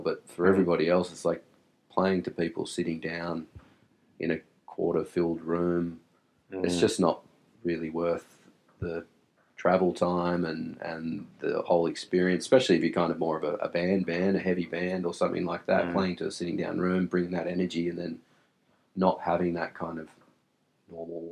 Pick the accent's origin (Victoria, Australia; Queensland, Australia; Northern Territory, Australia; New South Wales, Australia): New South Wales, Australia; Wollongong; We grew up with each other in the northern suburbs